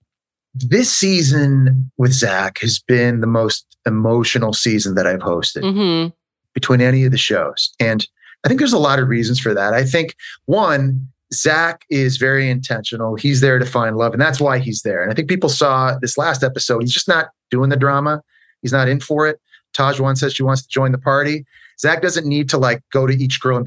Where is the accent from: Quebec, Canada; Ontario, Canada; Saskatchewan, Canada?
Ontario, Canada; Ottawa; moved away; also born or lived in Montreal; I grew up in Ottawa, the capital city, which is a bilingual city because it is the seat of our parliament within Canada